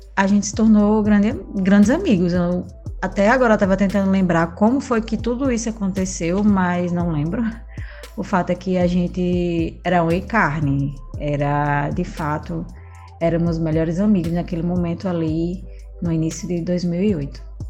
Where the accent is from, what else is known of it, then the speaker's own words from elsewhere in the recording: Natal, Rio Grande do Norte, Brazil; Eu nasci em Natal, fui criada em Natal também